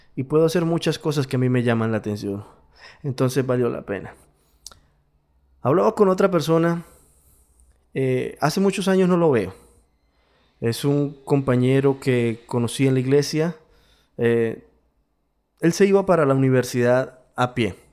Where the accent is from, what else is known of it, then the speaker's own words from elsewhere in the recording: Colombia; Yo soy latino, vivo en Latinoamérica, mi país es Colombia, soy colombiano